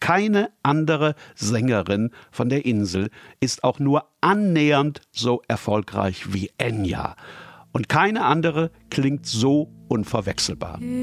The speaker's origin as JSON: {"language": "German", "country": "Germany", "said": "bei uns in Deutschland"}